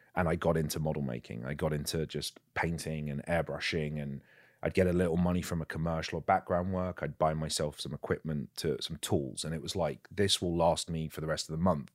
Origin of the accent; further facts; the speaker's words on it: England, United Kingdom; I'm English